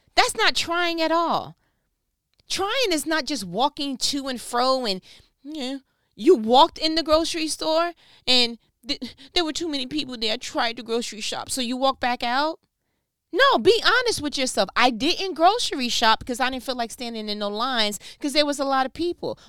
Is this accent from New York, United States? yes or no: yes; New York, United States; I'm from New York